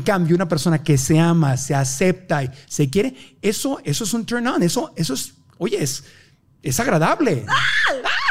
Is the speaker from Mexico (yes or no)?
yes; Mexico; Como mexicanos